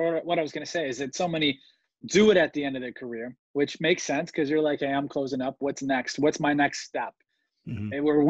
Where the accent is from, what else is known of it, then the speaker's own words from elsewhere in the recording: Cleveland, Ohio, United States; Now we're from Cleveland